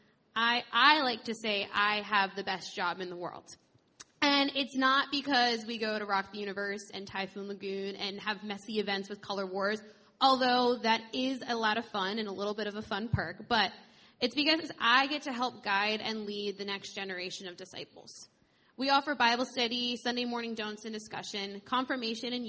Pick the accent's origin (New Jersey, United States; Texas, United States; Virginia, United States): New Jersey, United States; moved away as an adult; now in Florida, United States; I am from New Jersey, and I moved to Florida just over a year ago